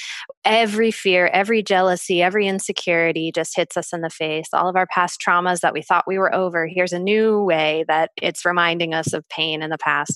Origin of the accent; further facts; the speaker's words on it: United States; being American